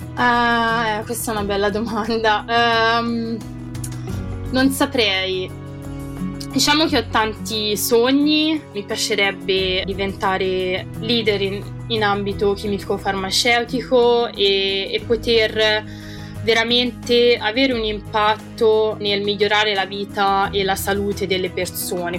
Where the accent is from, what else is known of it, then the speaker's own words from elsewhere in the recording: Italy; moved away as an adult; now in United Kingdom; I miei amici italiani che vivono insomma tuttora nel paese dove sono cresciuta